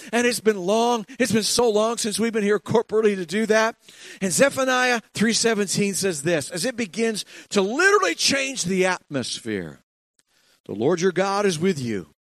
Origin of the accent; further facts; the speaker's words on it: Ontario, Canada; i'm from ontario